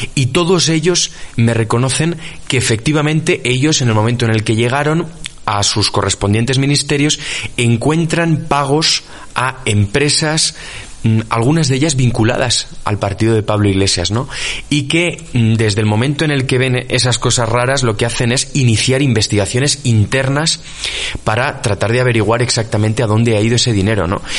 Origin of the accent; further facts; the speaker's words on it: Spain; soy periodista de investigación, que soy español